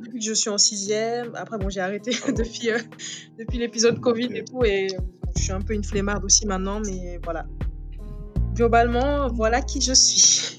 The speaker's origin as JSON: {"language": "French", "region": "Dakar", "country": "Senegal", "tie": "born or raised there", "moved": "as an adult", "said": "Je suis sénégalaise. Je suis née au Sénégal, à Dakar. J'ai grandi là-bas."}